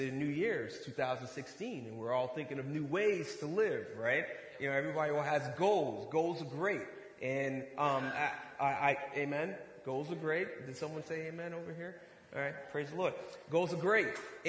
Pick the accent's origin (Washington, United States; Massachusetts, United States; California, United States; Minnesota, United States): Massachusetts, United States; Boston; now in Ohio, United States; I'm originally from Boston, Massachusetts, inner city.